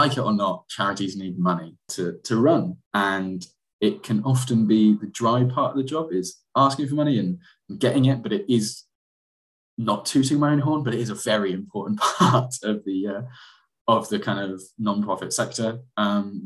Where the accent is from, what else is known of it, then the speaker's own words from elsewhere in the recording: Bristol, South West England, United Kingdom; also born or lived in Manchester; came back to my hometown Bristol and started working here